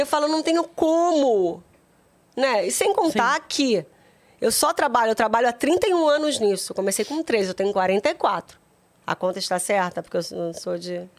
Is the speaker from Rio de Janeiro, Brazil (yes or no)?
yes; Rio de Janeiro, Brazil; also born or lived in Duque de Caxias; meus pais já moravam em Pilares, que era é a zona norte do Rio de Janeiro. Aí, de lá, a gente foi morar no meier